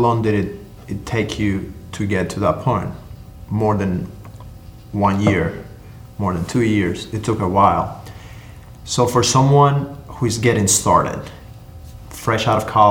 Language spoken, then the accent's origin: English; Cuba; now in United States; I come from Cuba